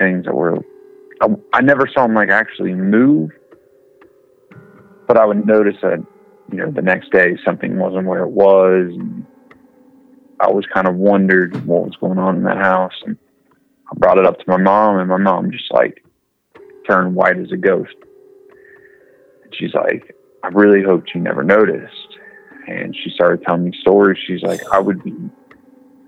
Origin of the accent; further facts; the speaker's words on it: Cincinnati, Ohio, United States; I was from Cincinnati.